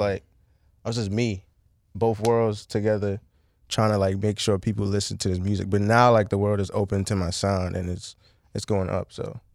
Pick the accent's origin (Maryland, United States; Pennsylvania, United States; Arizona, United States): Maryland, United States; Bowie; also born or lived in Nigeria / Laurel, Maryland / Washington, D.C. / Montgomery County, Maryland; I grew up here. I was born in Nigeria, I came mad young, but I'm still super cultured in Nigeria, but I know, like, I lived in Bowie